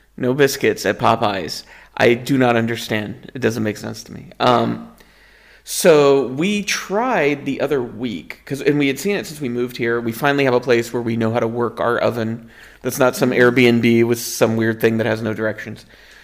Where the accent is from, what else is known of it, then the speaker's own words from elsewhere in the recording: the South, Southern United States, United States; moved away as an adult; now in Netherlands; it's a sacrifice I knew I was going to make as a Southerner moving to Europe